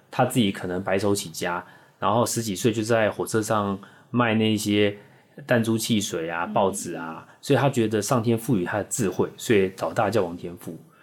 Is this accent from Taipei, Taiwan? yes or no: yes; Taipei, Taiwan; 毕业在台湾科技大学，那其实是一个土生土长的台北人